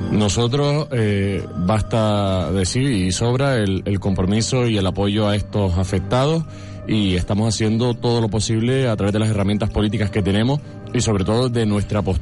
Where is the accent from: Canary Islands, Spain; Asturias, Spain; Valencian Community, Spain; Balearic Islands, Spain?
Canary Islands, Spain; Telde